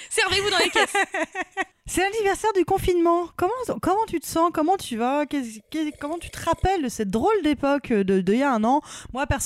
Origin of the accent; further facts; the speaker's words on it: Paris, Île-de-France, France; je suis parisienne, euh, c'est pas un château hein, chez moi